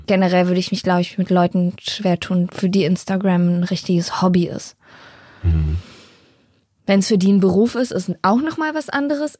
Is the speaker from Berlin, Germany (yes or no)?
yes; Berlin, Germany; ich bin ja eigentlich im Osten aufgewachsen, in Hellersdorf, in der Platte, so Randbezirk.